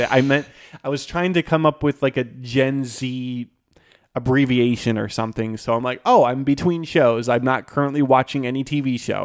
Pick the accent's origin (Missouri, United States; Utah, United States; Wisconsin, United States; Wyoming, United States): Wisconsin, United States; Green Bay; moved away; I'm from Green Bay, Wisconsin